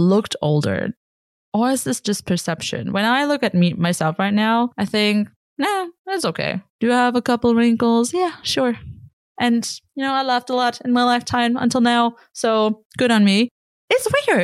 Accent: Germany; moved away

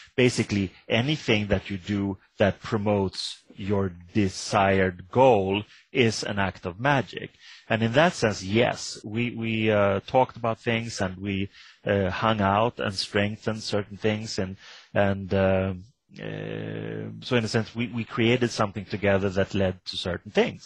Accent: Sweden; I come from Sweden

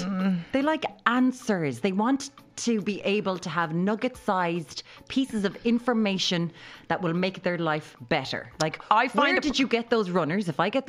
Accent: Ireland

